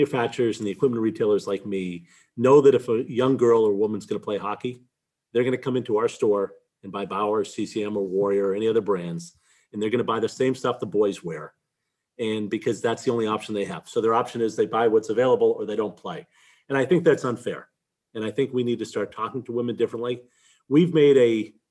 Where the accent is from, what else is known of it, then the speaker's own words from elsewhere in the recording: Boston, Massachusetts, United States; I grew up in Boston. I've lived here my whole life